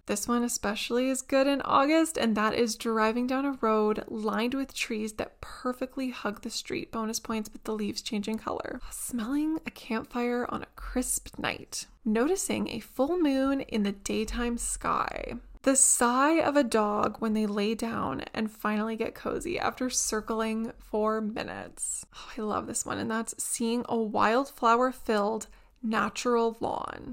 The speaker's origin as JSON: {"language": "English", "country": "Canada", "said": "as a Canadian"}